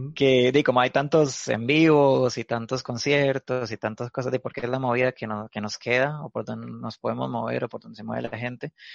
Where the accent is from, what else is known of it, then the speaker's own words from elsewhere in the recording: Cañas, Guanacaste, Costa Rica; now in Alajuela, Costa Rica; yo soy de Cañas, de Guana, pero ya tengo como unos cinco años. Bueno, es que mi familia es como de Alajuela y a mí como que me fueron a criar al campo